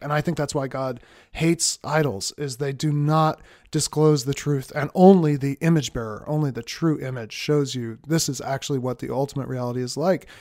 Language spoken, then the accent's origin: English; Boston, Massachusetts, United States; moved away as an adult; also born or lived in Cambridge, Massachusetts / Philadelphia; We moved from Boston, where I'd lived my whole life